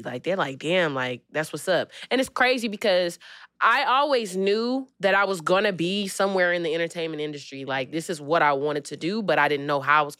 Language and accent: English; Decatur, Georgia, United States; also born or lived in Atlanta; I ain't just from the slums or anything, but, you know, like, I'm from Decatur, Georgia.